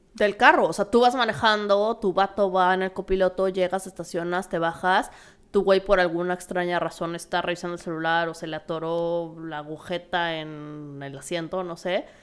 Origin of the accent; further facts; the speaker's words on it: Mexico; moved away; como mexicana, cuando hablo de México y hablo en general de mi cultura